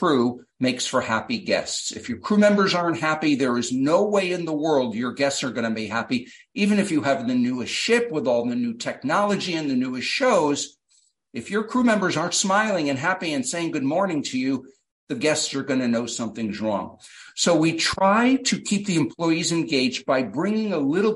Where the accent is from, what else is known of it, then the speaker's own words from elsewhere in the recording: United States; as an American